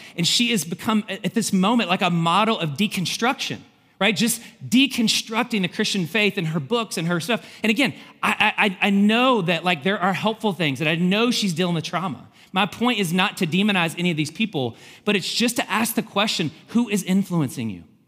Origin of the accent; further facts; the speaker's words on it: Kentucky, United States; moved away; Kentucky. I'm from Kentucky